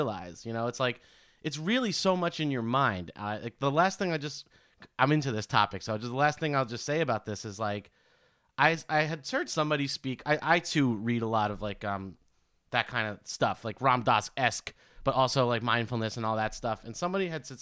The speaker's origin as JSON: {"language": "English", "town": "New York City", "region": "New York", "country": "United States", "tie": "born or raised there", "said": "I'm from New York and I grew up with the insane parents from Queens"}